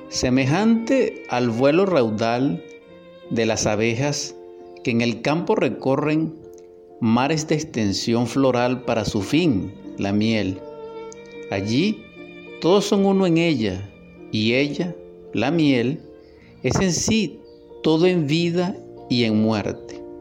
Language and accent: Spanish; Barquisimeto, Lara, Venezuela; Lo escribí también en esta mi ciudad natal Barquisimeto.